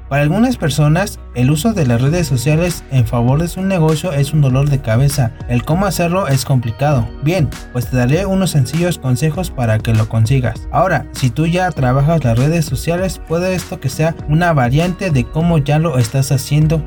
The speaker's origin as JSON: {"language": "Spanish", "town": "Chalco", "region": "State of Mexico", "country": "Mexico", "tie": "born or raised there", "said": "soy originario de Chalco, Estado de México"}